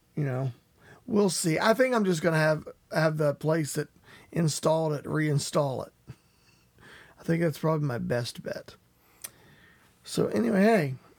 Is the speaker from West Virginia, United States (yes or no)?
yes; West Virginia, United States; I am from West Virginia.